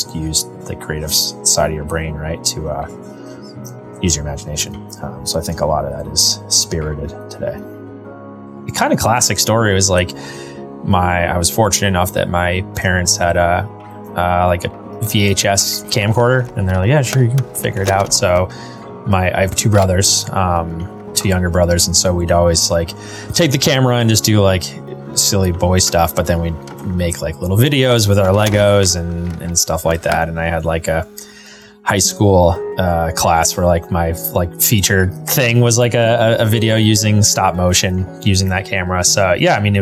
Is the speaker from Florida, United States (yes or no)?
no; Rowe, Massachusetts, United States; I grew up in Western Massachusetts, about 3 hours west of Boston, in a little town called Roe